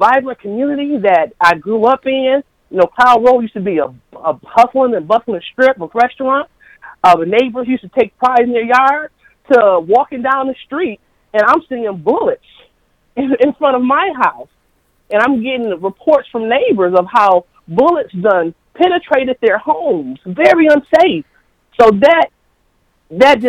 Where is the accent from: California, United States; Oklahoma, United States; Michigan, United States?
Michigan, United States; Flint; moved away as an adult; also born or lived in Maryland; now in Flint, United States; I am born and raised in the Second Ward